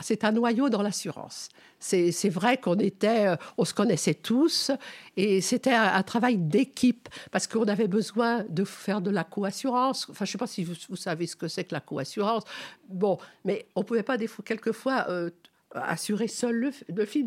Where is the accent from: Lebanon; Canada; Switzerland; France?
France; Paris, Île-de-France; also born or lived in Noisy-le-Sec; now in Montfermeil, France; Je, je suis née, donc, à Paris. J'ai vécu trente ans à Paris